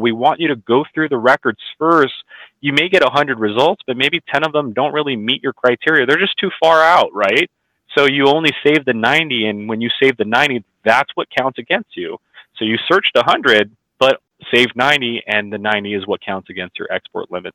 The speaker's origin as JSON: {"language": "English", "region": "California", "country": "United States", "said": "I'm from California, we do auctions every business day"}